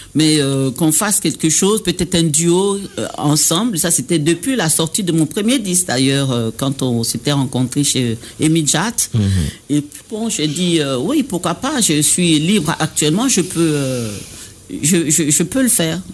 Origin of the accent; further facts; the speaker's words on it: Baoulé area, Côte d’Ivoire; accent: Baoulé; nous, les Baoulés